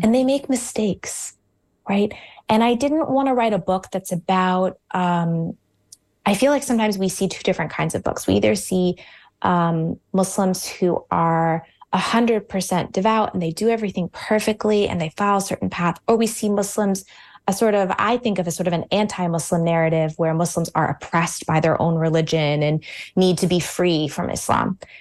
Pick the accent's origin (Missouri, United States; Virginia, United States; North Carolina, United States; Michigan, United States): Virginia, United States; suburbs of Washington, D.C.; now in Connecticut, United States; I was born in Virginia, in the suburbs of Washington, D C. Um, where m, many of my family and my parents still live today